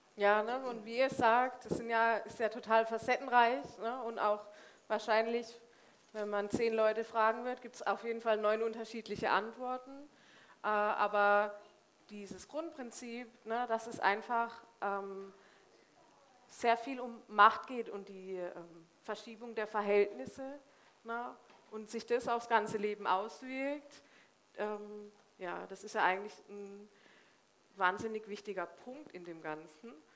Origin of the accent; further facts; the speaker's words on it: Söllingen, Baden-Württemberg, Germany; also born or lived in Remchingen; ich bin im wunderschönen Söllingen im Finstal aufgewachsen